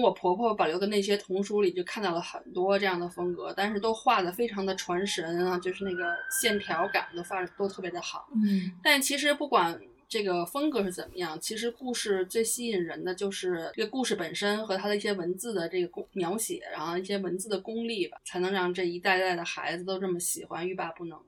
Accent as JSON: {"language": "Chinese", "country": "China", "moved": "yes", "lives_now": "United Kingdom", "said": "我中国人又怕冷"}